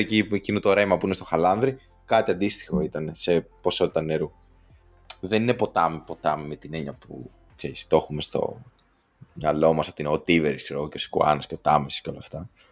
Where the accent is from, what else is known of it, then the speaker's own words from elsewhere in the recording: Western Greece, Greece; now in Santiago, Chile; όσοι είμαστε από Δυτική Ελλάδα, τίποτα Γιάννενα, Πάτρα και τέτοια